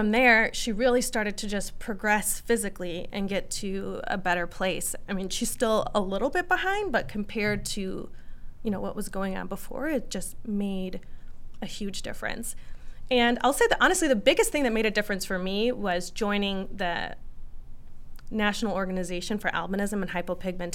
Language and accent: English; Minnesota, United States; I'm from Minnesota and we're so nice